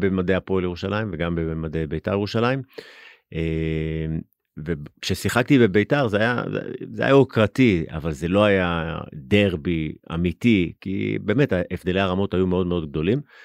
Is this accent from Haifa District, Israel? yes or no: no; Jerusalem, Jerusalem District, Israel; גדלתי בגילו